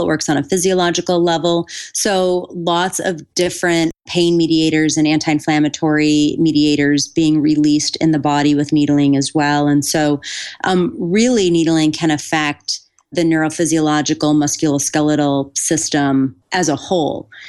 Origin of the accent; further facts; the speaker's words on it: Buffalo, New York, United States; I grew up in Buffalo, New York